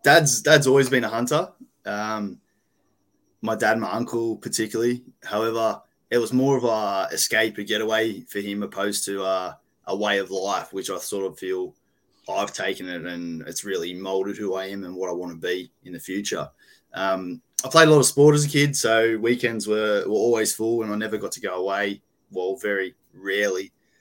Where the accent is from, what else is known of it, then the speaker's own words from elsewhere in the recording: Sydney, New South Wales, Australia; From Sydney, Western Sydney particularly. Been here all my life and primarily a New South Wales state forest hunter.